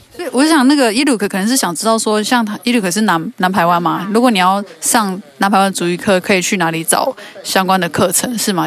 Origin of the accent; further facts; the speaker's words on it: United States; first language English; Chinese is a second language; now in Taiwan; 我是美国来的